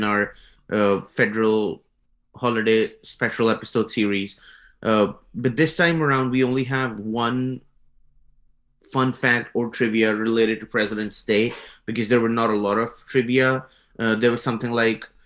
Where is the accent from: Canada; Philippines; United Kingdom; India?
India; moved away as an adult; now in United States; I come from India